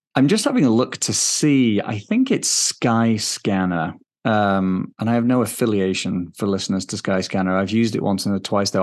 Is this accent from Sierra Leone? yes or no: no; England, United Kingdom; moved away as an adult; now in Denver, United States; I'm British. I grew up in England. Um, now I live in Denver, Colorado